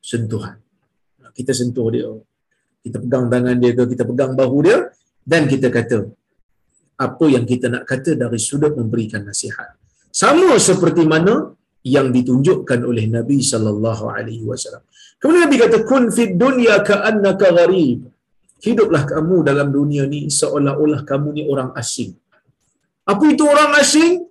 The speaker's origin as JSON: {"language": "Malay", "region": "Perak", "country": "Malaysia", "lives_now": "Perlis, Malaysia", "said": "Saya ni orang Perak. Ha. Saya ni orang Perak. Macam Tan Sri Amin juga orang Perak kan. Kita sama-sama orang Perak. Jadi, orang Perak pindah pergi ke Perlis."}